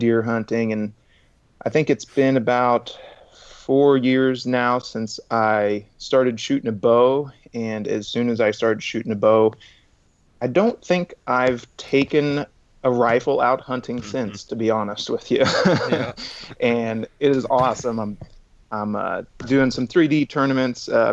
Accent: Kansas, United States; I was born and raised here in Kansas, about 35 miles directly south of the Kansas City metro area.

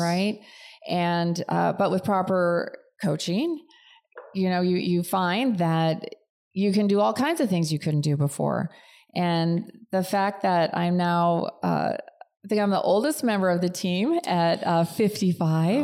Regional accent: outside of Chicago, Illinois, United States; moved away as an adult; also born or lived in Cleveland, Ohio; now in California, United States; I really grew up outside of Chicago

